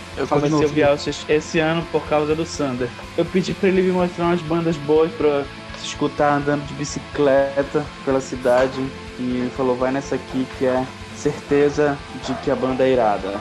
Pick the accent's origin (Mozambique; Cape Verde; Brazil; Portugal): Brazil; Belém, Pará; now in Manaus, Brazil; sou de Belém, mas moro em Manaus desde 2013